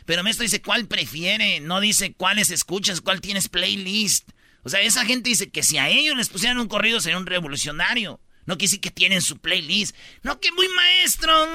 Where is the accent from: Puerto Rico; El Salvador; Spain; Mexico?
Mexico; Jiquilpan, Michoacán; La de Michoacán, que es de mi pueblo, de Jiquilpan